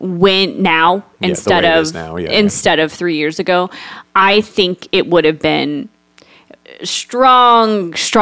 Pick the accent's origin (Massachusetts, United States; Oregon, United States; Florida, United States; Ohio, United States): Florida, United States; Space Coast; growing up on the Space Coast and watching rockets go up